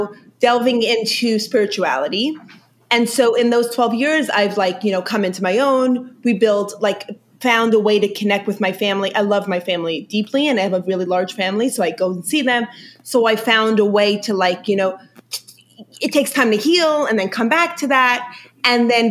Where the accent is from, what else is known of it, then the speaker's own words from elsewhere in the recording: New York, United States; first language Yiddish; English is a second language; I grew up in New York, in Brooklyn, in a Hasidic community